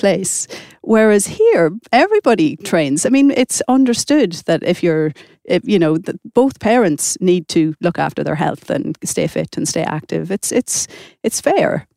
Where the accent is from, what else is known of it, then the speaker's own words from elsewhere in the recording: Ireland; moved away as an adult; now in Stockholm, Sweden; I come from Ireland, and, and things are a little bit different in Ireland